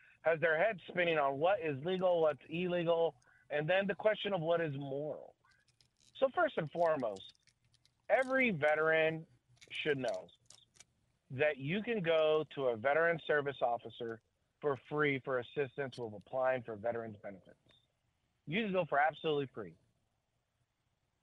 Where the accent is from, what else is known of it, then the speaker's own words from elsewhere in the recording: San Diego, California, United States; I grew up in San Diego area.